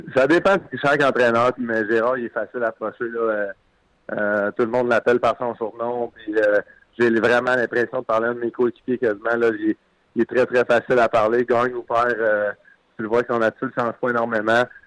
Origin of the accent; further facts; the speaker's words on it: Quebec, Canada; moi en tant que Québécois